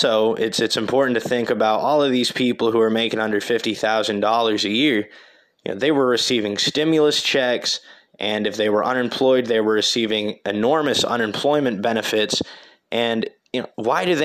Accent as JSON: {"language": "English", "town": "Terre Haute", "region": "Indiana", "country": "United States", "tie": "born or raised there", "said": "my hometown of Terre Haute"}